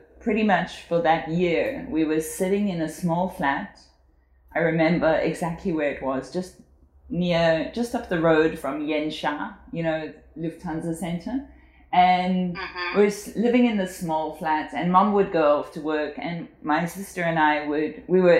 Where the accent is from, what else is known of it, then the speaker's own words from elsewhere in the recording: Hermanus, Western Cape, South Africa; first language English; moved away as an adult; also born or lived in Johannesburg, South Africa / Beijing, China; now in Siem Reap, Cambodia; I was born in Johannesburg in South Africa, and I think I was around 10 when we moved down to the Cape. We moved to a little town called Hermanus